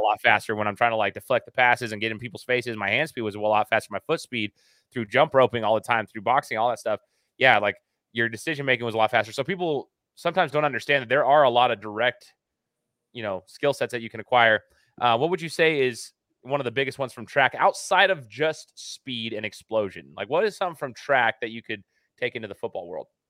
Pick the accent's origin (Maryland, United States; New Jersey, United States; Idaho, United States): Idaho, United States; Where I reside is in Idaho, right? I'm from Idaho